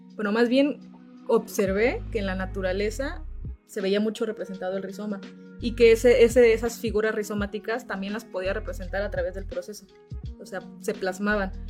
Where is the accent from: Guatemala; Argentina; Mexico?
Mexico; Teloloapan, Guerrero; moved away as an adult; now in Cuernavaca, Mexico; yo soy originaria de Teloloapan, Guerrero